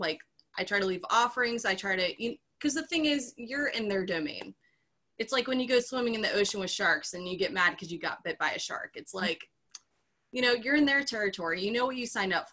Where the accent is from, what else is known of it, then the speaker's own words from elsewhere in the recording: West Virginia, United States; where I grew up in West Virginia